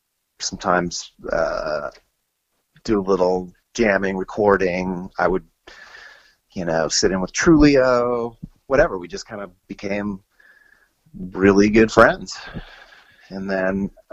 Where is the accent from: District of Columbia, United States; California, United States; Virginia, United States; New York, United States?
Virginia, United States; Annandale; moved away as an adult; also born or lived in Springfield, Virginia / Fort Myer, Virginia / Los Angeles; we moved from Springfield to Annandale, which is a little deeper out. Actually, that first we moved to Fort Myer and then to Annandale, and out in Fairfax County, and I joined the band …